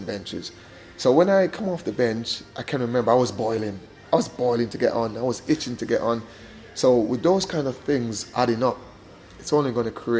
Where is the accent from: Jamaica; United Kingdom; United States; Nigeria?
Jamaica; moved away; growing up in Jamaica